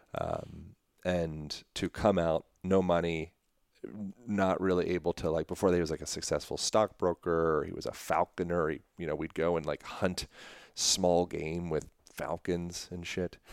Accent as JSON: {"language": "English", "town": "Lancaster", "region": "Pennsylvania", "country": "United States", "tie": "born or raised there", "moved": "yes", "said": "I was born in Lancaster, Pennsylvania, Amish"}